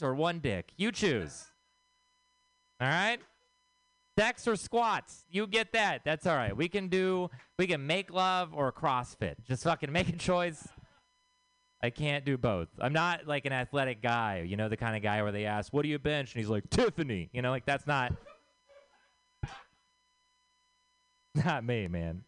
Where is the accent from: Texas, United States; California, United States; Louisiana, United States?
Texas, United States; moved away; I am from Texas